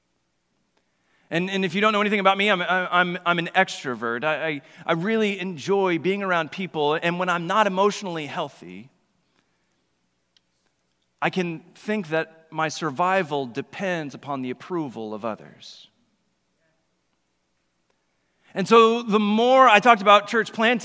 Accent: Oklahoma, United States; moved away as an adult; I'm originally from Oklahoma

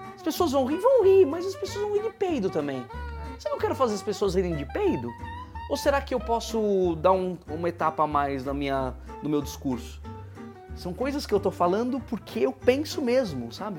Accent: Atibaia, São Paulo, Brazil; now in São Paulo, Brazil; eu nasci em Atibaia e eu estudei teatro lá, e é uma cidade interior

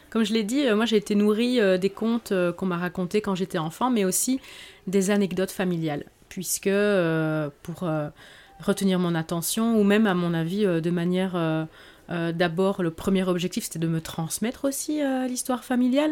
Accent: Belgium; je suis d'origine espagnole euh, et j'ai grandi, euh, je suis née j'ai grandi en Belgique

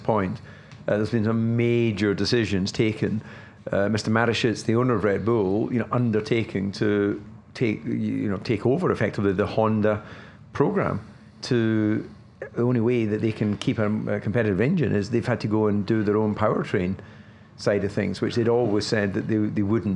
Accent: Scotland, United Kingdom; as a Scotsman

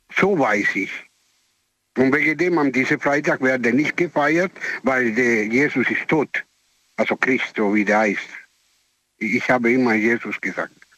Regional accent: Italy; German is a second language; moved away; ich bin Italiener

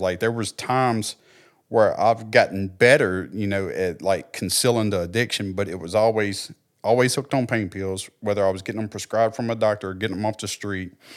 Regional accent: Clarksdale, United States; also born or lived in Texas / Oklahoma; growing up in Clarksdale

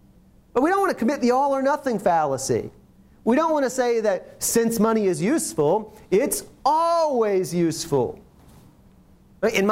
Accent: Ohio, United States; moved away; I'm originally from Ohio

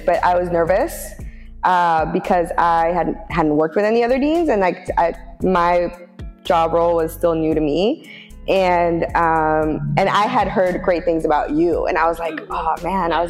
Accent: Oakland, California, United States; I am born and raised in Oakland

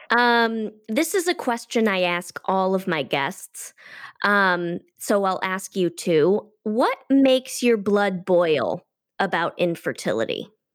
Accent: Detroit, Michigan, United States; moved away as an adult; now in California, United States; I'm originally from Detroit

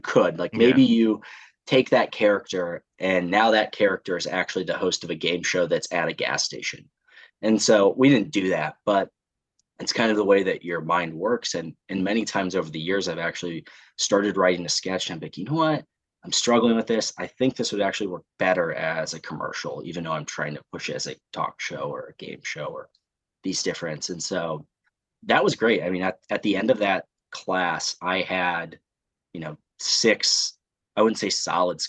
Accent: north of Indianapolis, United States; moved away as an adult; also born or lived in Chicago; now in Washington, D.C., United States; I actually grew up in Indiana, just north of Indianapolis.

